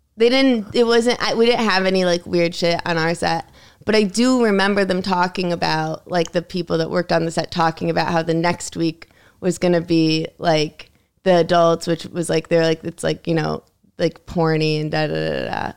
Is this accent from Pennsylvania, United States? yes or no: no; Connecticut, United States; also born or lived in New York City; my school was in Connecticut